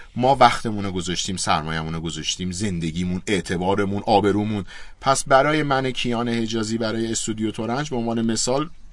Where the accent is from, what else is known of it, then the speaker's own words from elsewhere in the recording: Iran; من چون ایرانیم